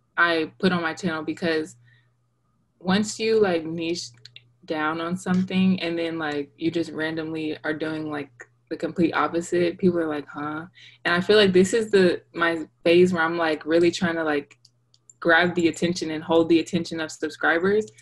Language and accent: English; Dallas, Texas, United States; also born or lived in Virginia; I was born in Virginia and I was raised in Texas.